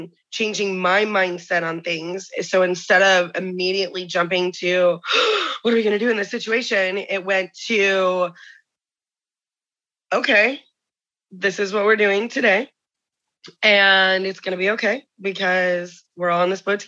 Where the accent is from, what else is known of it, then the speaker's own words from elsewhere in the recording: Indiana, United States; I'm from Indiana